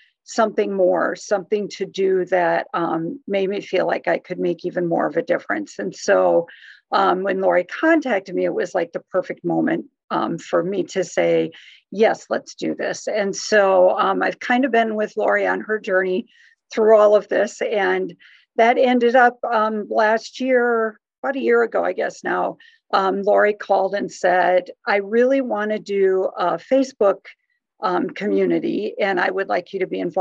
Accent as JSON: {"language": "English", "region": "Iowa", "country": "United States", "tie": "born or raised there", "also_born_or_lived": "New Jersey / Wisconsin", "said": "I was born and raised mostly in Iowa. I was actually born in New Jersey, but raised in Iowa and Wisconsin"}